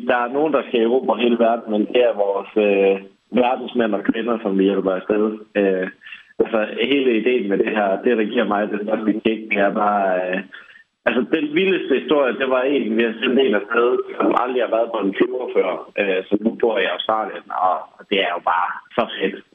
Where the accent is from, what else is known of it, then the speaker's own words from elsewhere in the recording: England, United Kingdom; now in Denmark; jeg er halv englænder, hvor vi så Dragon's Den, som kørte i nogle år, inden vi kom til Danmark